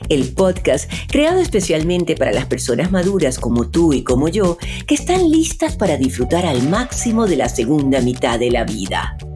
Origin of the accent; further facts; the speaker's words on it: Maracaibo, Zulia, Venezuela; Sí, porque aunque ella es de Beirut, somos ambas de Maracaibo y hemos crecido